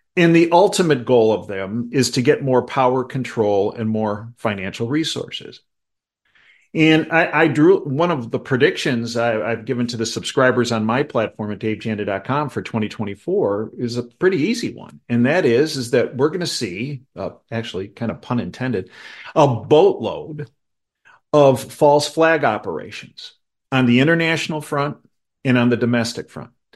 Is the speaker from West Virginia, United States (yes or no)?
no; Chicago, Illinois, United States; I grew up in Chicago